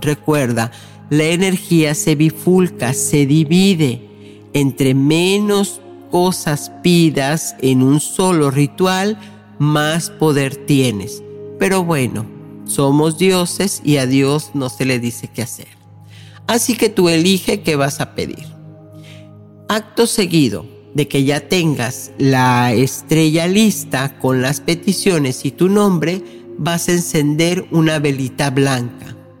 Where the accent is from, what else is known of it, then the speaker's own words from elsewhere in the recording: Mexico; mi ciudad natal en México